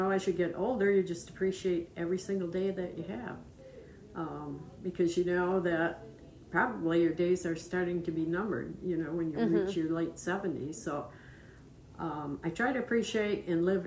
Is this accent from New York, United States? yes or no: no; Grand Rapids, Michigan, United States; also born or lived in South Carolina; I grew up in Grand Rapids, Michigan. I was born there, and I've lived there most of my life